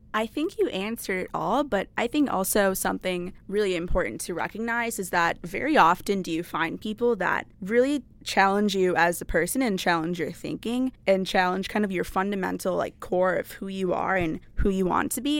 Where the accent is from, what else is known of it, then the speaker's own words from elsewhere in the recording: Brookfield, Wisconsin, United States; I'm from Brookfield, Wisconsin.